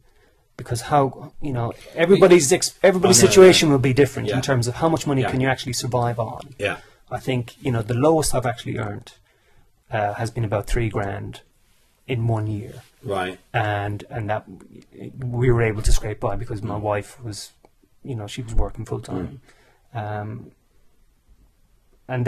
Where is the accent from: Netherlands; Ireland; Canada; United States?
Ireland; now in United Kingdom; Because I came over to England from Ireland in 1994.